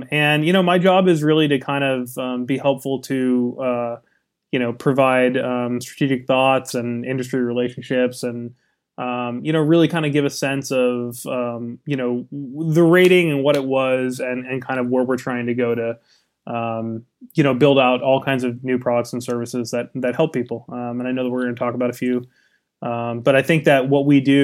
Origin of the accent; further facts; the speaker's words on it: California, United States; I was from California